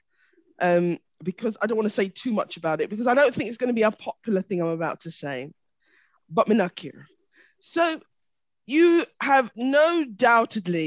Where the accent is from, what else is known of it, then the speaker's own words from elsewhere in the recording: England, United Kingdom; I'm English.